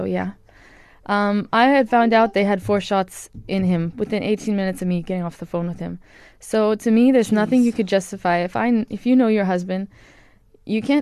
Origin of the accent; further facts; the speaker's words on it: Honolulu, Hawaii, United States; moved away as an adult; also born or lived in KwaZulu-Natal, South Africa; now in South Africa; I'm from Hawaii in Honolulu.